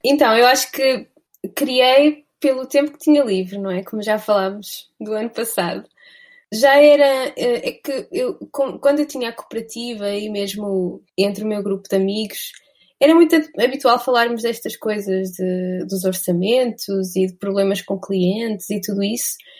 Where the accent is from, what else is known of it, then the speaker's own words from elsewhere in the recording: Vila Real, Norte, Portugal; eu sou de Vila Real.